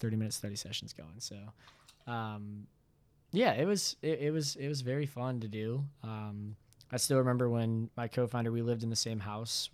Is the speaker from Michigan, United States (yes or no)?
yes; Bloomfield, Michigan, United States; moved away as an adult; also born or lived in Cincinnati, Ohio; originally I'm from Bloomfield, Michigan